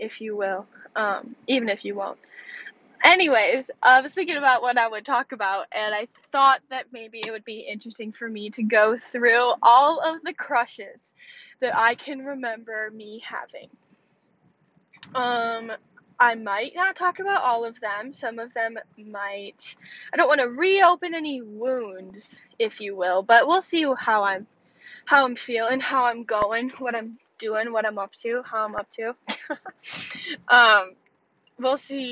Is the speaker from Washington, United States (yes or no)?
no; Wisconsin, United States; I'm just from Wisconsin